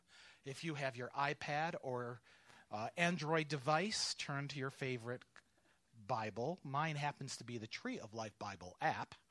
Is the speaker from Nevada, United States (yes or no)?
no; New York, United States; now in Georgia, United States; I'm from New York. My father's from the Bronx